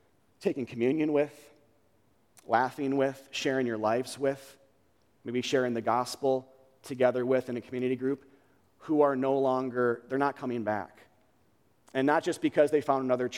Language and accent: English; United States; We're American believers